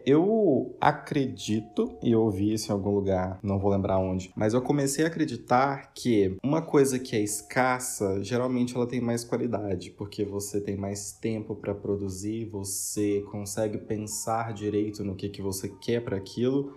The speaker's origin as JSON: {"language": "Portuguese", "town": "Ribeirão Preto", "region": "São Paulo", "country": "Brazil", "moved": "yes", "lives_now": "Minas Gerais, Brazil", "said": "apesar de ser de São Paulo, eu sou de Ribeirão Preto"}